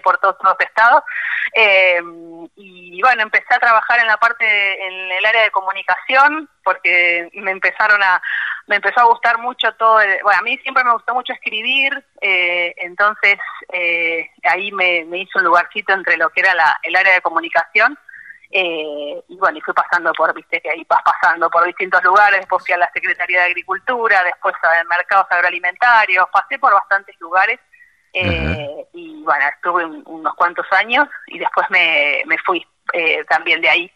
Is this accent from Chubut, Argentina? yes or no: no; La Plata, Buenos Aires Province, Argentina; moved away as an adult; now in General Villegas, Argentina; recibida en La Plata, de donde soy eh, original.